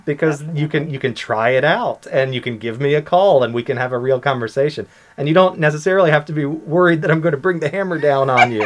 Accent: United States; moved away as an adult; now in Bermuda; I am from the U.S.

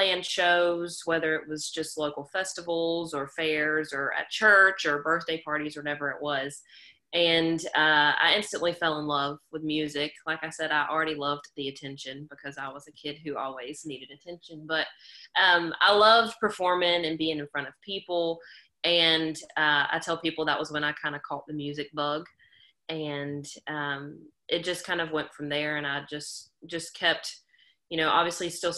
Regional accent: Harnett County, North Carolina, United States; growing up in Harnett County is, you know, a luxurious life in all of its glory

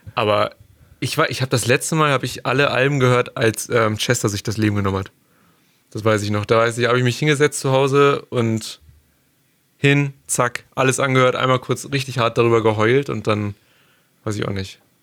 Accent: between Hanover and Braunschweig, Lower Saxony, Germany; wir kommen aus dem Norden. Wir sind beide, wir sind beide irgendwo zwischen Hannover und Braunschweig angesiedelt

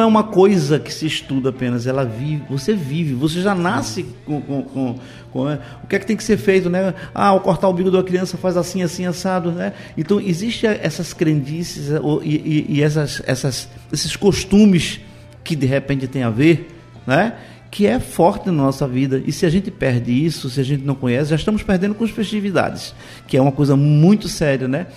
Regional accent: Moreno, Pernambuco, Brazil; eu sou natural de Moreno

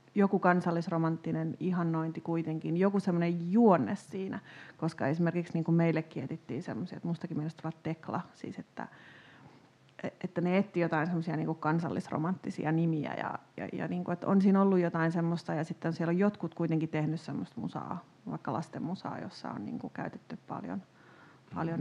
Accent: Tampere, Pirkanmaa, Finland; itse kun on kasvanut lapsena Tampereella

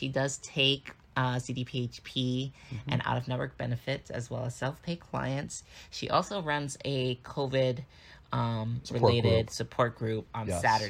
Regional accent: New York City, New York, United States; I grew up in New York City

